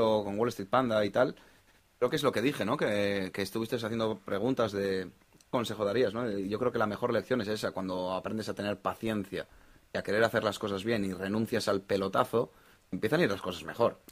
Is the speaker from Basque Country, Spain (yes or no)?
yes; Bilbao, Basque Country, Spain; Soy de Bilbao